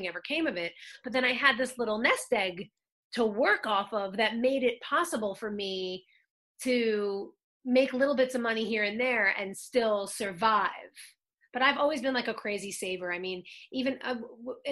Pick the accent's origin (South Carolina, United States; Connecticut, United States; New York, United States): New York, United States; Long Island; moved away as an adult; now in Los Angeles, United States; I'm from Long Island. I was acting from when I was since I was nine. So then when I started going to the city and like taking the Long Island Railroad with my mom when I was a little kid